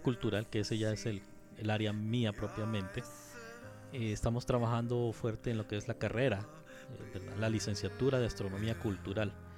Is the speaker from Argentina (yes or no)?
no; Honduras; estoy yo de vocal como hondureño